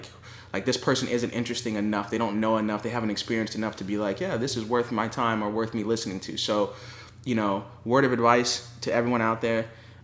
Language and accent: English; California, United States; also born or lived in Los Angeles / San Diego / Riverside; So I mean, I was born and raised in California.